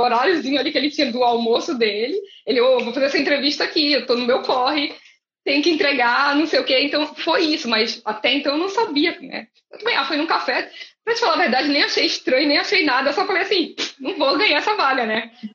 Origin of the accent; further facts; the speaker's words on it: Brazil; moved away as an adult; also born or lived in Dublin, Ireland; eu saí do Brasil engenheira e cheguei na Europa analfabeta